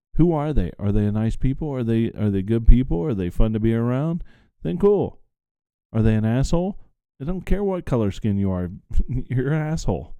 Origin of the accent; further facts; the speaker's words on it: the South, United States; I grew up in the South